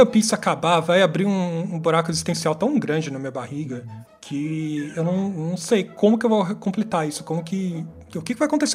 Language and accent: Portuguese; São Paulo, Brazil; vivi minha vida inteira em São Paulo